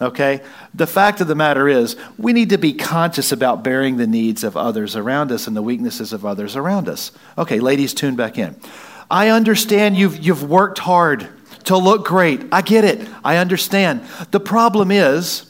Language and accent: English; Wisconsin, United States; Don't look at me like I'm not from Wisconsin